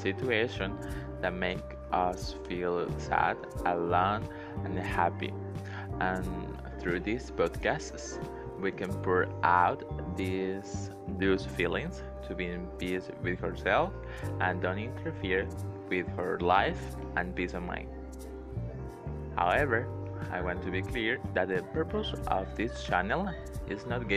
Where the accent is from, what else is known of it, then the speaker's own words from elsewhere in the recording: Venezuela; first language Spanish; English is a second language; I'm from Venezuela